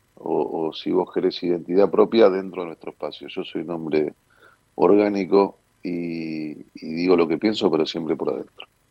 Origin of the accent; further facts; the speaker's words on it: Buenos Aires, Argentina; soy porteño, eh, nací en esta mi ciudad